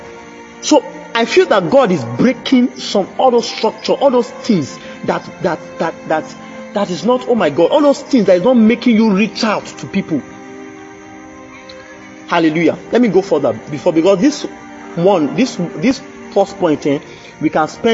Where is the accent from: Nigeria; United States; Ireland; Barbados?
Nigeria; Oye-Ekiti, Ekiti; I'm from Oye Ekiti